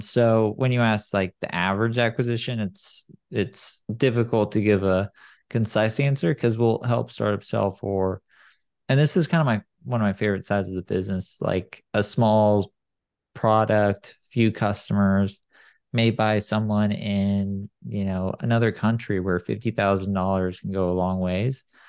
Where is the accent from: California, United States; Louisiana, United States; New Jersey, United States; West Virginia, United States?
California, United States; San Clemente; now in Silicon Valley, United States; I grew up in San Clemente